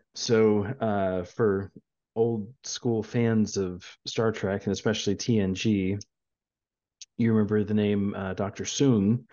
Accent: San Antonio, Texas, United States; We are from San Antonio

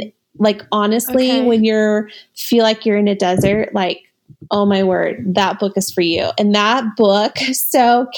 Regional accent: Missouri, United States; moved away; I'm from Missouri.

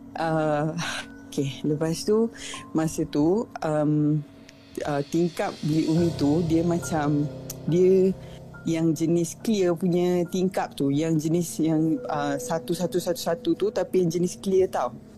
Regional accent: Sabah, Malaysia; also born or lived in Kedah / Semporna, Sabah; saya asal dari Kedah kan. Tapi yeah. kita orang mem- uh, ayah dengan mak um, pindah ke Sabah. So saya dah membesar dekat Sabah for 20 plus years.

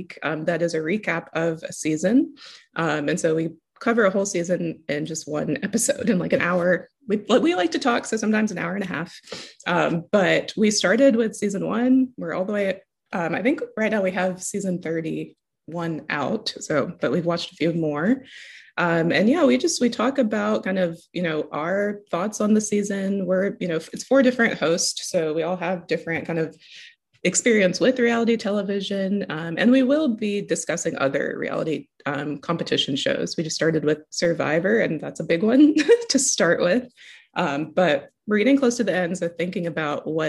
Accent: Tuscaloosa, Alabama, United States; moved away as an adult; also born or lived in Canada; now in Texas, United States; My family lives in Tuscaloosa. So we've been there for a long time since I was like 12

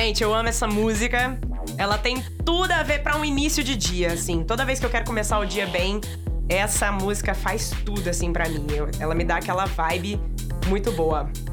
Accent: Uberlândia, Minas Gerais, Brazil; sou aqui da cidade de Uberlândia, Minas Gerais

